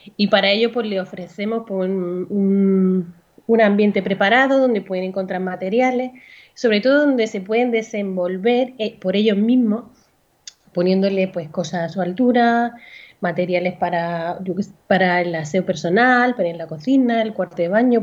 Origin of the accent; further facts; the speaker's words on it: Andalusia, Spain; moved away as an adult; now in Valencia, Spain; vivo actualmente en Valencia, aunque soy andaluza